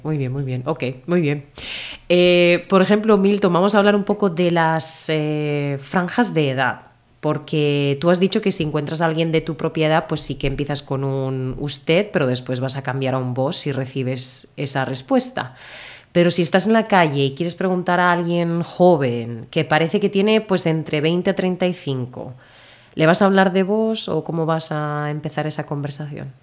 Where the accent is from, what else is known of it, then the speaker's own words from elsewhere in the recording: Murcia, Region of Murcia, Spain; accent: Murcian; also born or lived in Northern Ireland; Yo soy de Murcia y en Murcia no pronunciamos las S, finales de palabra, nos comemos letras